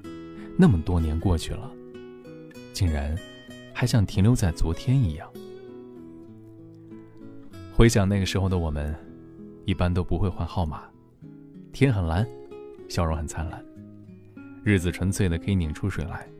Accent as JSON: {"language": "Chinese", "region": "Henan", "country": "China", "moved": "yes", "lives_now": "Guangzhou, China", "said": "我从河南来到广州之后，始终都只有一个。"}